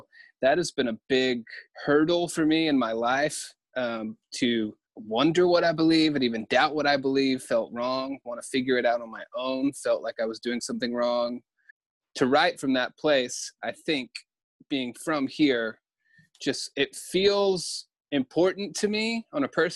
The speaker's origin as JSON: {"language": "English", "region": "the South", "country": "United States", "tie": "born or raised there", "said": "growing up in the South"}